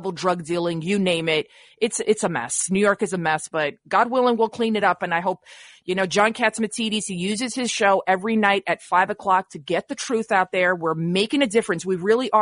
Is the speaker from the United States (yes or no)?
no; Montenegro; moved away; I'm ethnic Albanian from Montenegro.